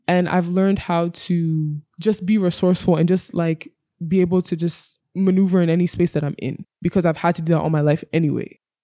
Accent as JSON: {"language": "English", "region": "Virginia", "country": "United States", "tie": "born or raised there", "also_born_or_lived": "Abia State, Nigeria", "moved": "as an adult", "lives_now": "Lagos, Nigeria", "said": "I was born and raised in Virginia, U S"}